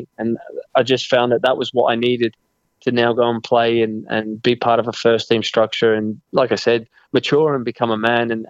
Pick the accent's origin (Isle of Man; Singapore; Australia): Australia; moved away as an adult; also born or lived in Scotland; You know, I still feel a lot of me is more Scottish than I am Australian because of the most time that I spent in my adult life has been in that country.